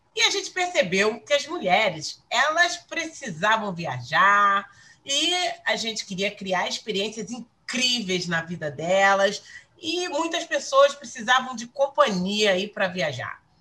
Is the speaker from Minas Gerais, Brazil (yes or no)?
no; Rio de Janeiro, Brazil; eu sou uma carioca da gema